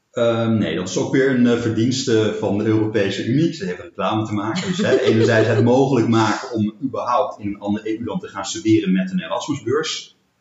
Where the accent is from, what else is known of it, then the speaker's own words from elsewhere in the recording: Arnhem, Gelderland, Netherlands; moved away as an adult; also born or lived in Berlin; ik ben 40 jaar, woon in Arnhem. sinds een jaar weer kom ik oorspronkelijk uit Arnhem. Daarvoor tien jaar in Berlijn gewoond